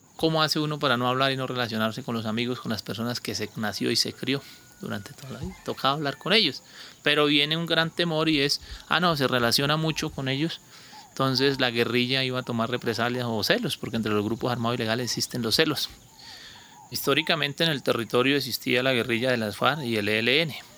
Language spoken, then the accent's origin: Spanish; Monterrey, Colombia; moved away as an adult; dentro de Monterrey, de mi pueblo